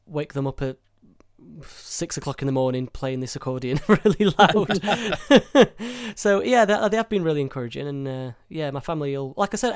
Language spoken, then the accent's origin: English; Sheffield, Yorkshire and the Humber, United Kingdom; I grew up in Sheffield, which I still am now